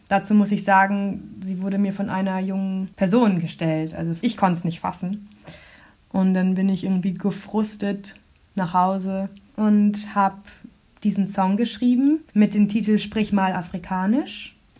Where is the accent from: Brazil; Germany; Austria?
Germany; Rotenburg, Lower Saxony; also born or lived in Munich; now in Freiburg, Germany; bin in München geboren und danach als sehr kleines Kind nach Rothenburg an der Wimme gezogen, wo ich aufgewachsen bin. Das ist bei Bremen.